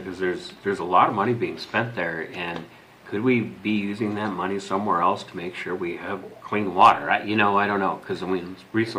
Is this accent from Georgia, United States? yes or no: no; Duluth, Minnesota, United States; now in Centerville, United States; Duluth, which is my hometown area.